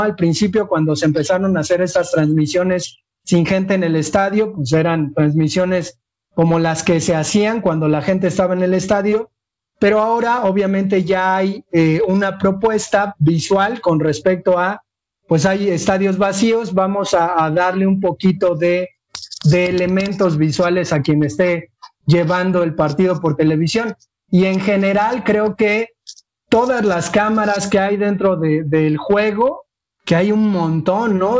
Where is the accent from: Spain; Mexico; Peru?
Mexico; a nosotros como niños mexicanos